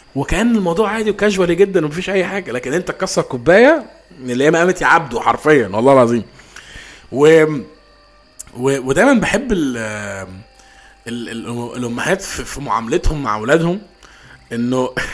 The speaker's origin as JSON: {"language": "Arabic", "country": "Egypt", "said": "احنا كاطفال مصريين"}